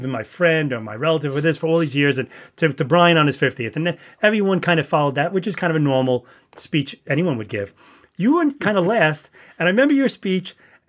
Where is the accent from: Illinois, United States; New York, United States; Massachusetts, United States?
New York, United States; New York City; also born or lived in Yonkers; we grew up in the Bronx in a small apartment